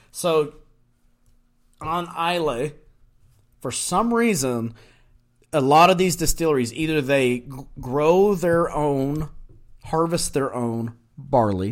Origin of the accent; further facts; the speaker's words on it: United States; we're American